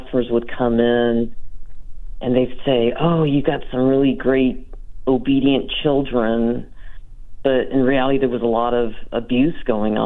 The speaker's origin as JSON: {"language": "English", "country": "United States", "said": "I'm Chinese American"}